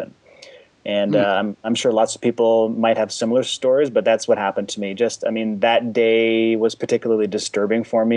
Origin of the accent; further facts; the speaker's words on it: Canada; My parents, they immigrated from the former Czechoslovakia back in 1968, and I was born here in Canada